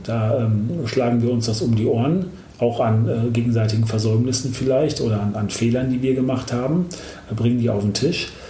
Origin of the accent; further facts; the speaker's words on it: Germany; bei uns in Deutschland